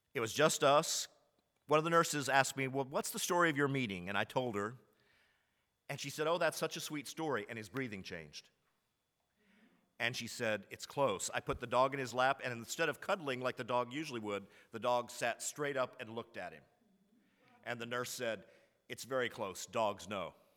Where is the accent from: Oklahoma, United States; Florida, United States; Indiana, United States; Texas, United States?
Texas, United States; Commerce; I was raised in Commerce, Texas, in a small university town